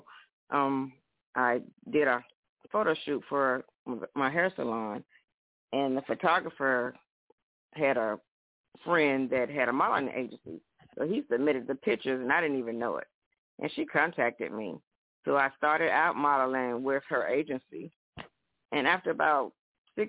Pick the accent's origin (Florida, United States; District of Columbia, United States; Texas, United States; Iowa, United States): District of Columbia, United States; Washington; now in South Carolina, United States; I'm originally from Washington, D.C.